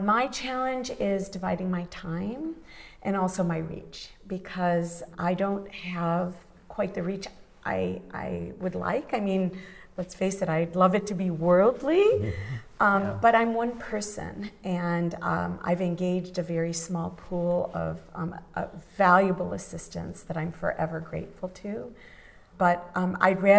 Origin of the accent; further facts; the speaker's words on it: Midwest, United States; moved away; I grew up in the Midwest